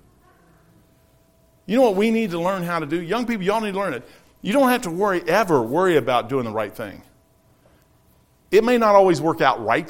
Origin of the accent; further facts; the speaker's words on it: United States; I'm an American.